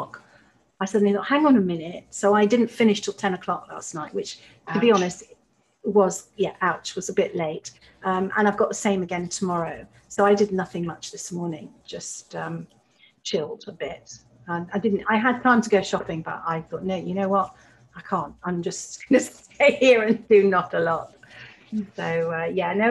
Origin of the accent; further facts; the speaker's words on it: Leeds, Yorkshire and the Humber, United Kingdom; moved away; I'm originally from Leeds.